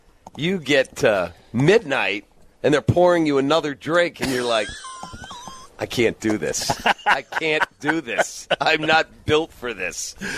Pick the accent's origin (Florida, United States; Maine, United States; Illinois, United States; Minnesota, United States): Illinois, United States; Chicago; Chicago. Oh, you guys are starting over a quarterback again, huh? I said, yep, that's what we do in Chicago.